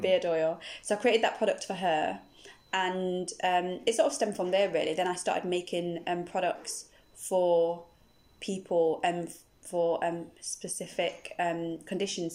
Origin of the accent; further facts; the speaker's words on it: Nottingham, East Midlands, United Kingdom; moved away as an adult; now in Bristol, United Kingdom; originally from Nottingham, but I live here in Bristol. I've lived in Bristol for about uh, 16 years now